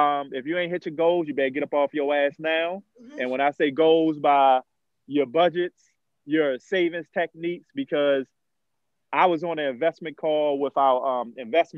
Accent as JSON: {"language": "English", "town": "Baltimore", "region": "Maryland", "country": "United States", "said": "I'm from Baltimore. As we know, I'm from Bmore. I'm from Emerson and Monroe, all the roughest neighborhoods"}